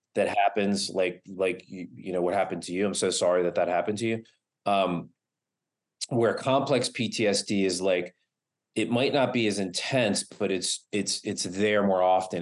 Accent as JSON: {"language": "English", "region": "East Coast", "country": "United States", "tie": "born or raised there", "moved": "yes", "lives_now": "Los Angeles, United States", "said": "I moved from the East Coast to Los Angeles"}